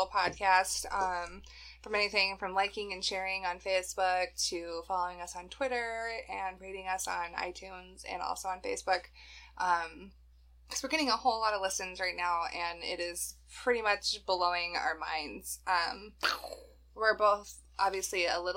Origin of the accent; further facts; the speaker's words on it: United States; I'm American